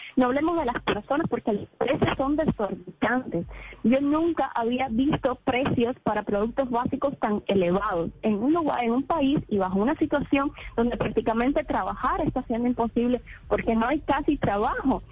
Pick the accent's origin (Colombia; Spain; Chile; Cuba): Cuba; le voy a hablar como, como cubana